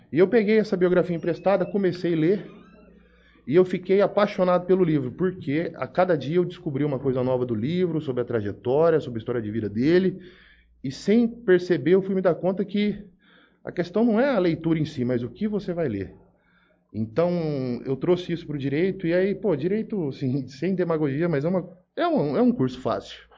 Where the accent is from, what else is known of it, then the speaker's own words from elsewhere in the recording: Jales, São Paulo, Brazil; Bom, sou natural de Jales, nascido, criado aqui.